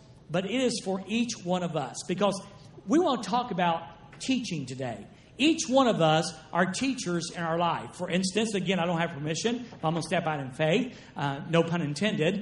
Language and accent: English; the South, United States; I'm from the South